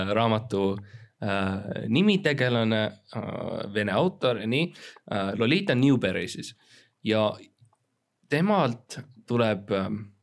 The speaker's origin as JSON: {"language": "Estonian", "country": "Estonia", "said": "me oleme kõik eestlased, me oleme kõik eestlased"}